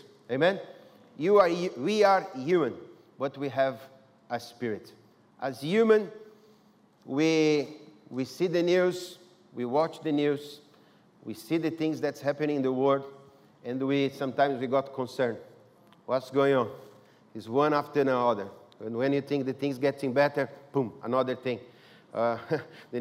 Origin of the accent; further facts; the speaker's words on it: Brazil; English is a second language; moved away; I'm from Brazil